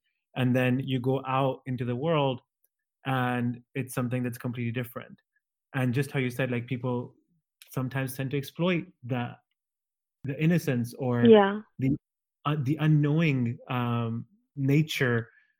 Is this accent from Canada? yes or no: no; Germany; living in Germany and growing up in Germany